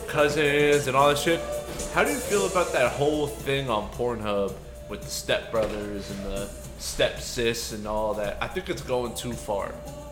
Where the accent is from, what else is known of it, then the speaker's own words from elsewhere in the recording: New Jersey, United States; I'm from Jersey, not Alabama.